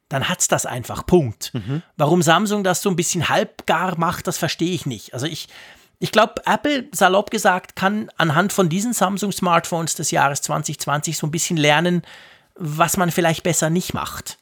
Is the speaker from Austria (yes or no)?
no; Switzerland; hier bei uns in der Schweiz